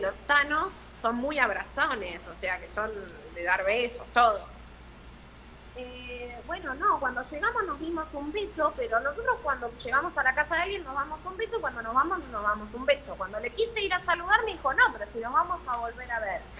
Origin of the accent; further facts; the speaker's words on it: Argentina; nosotros acá en Argentina